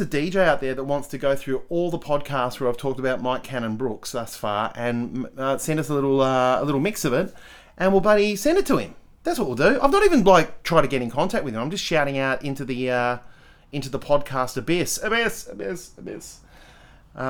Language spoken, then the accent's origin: English; Adelaide, South Australia, Australia; also born or lived in Perth, Western Australia / Melbourne, Victoria; I say I'm from Adelaide, but I'm actually from Perth. I was born in Melbourne. We moved to Perth, I think within a month or something. And I was raised there until I was like 11. And then we moved... No, not 11, 10. And then we moved to Adelaide.